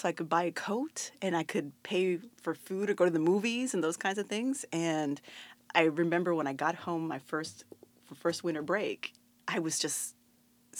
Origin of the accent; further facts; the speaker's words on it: Puerto Rico; moved away as an adult; also born or lived in New York City; I was actually coming from Puerto Rico.